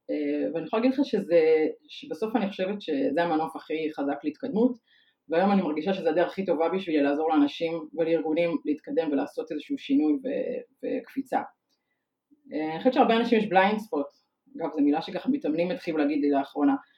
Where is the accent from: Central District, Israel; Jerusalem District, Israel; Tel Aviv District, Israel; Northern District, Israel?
Tel Aviv District, Israel; Tel Aviv; also born or lived in Ramat HaHayal; אני תל אביבית, born and raised